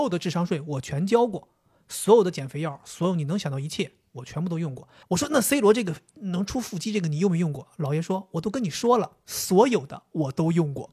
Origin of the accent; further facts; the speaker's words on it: Northeast China, China; 我作为一个东北人